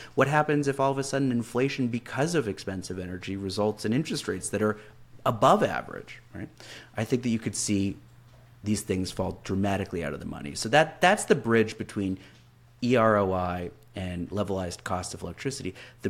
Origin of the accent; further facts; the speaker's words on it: Canada; I'm Canadian, so I'm a bit of an outsider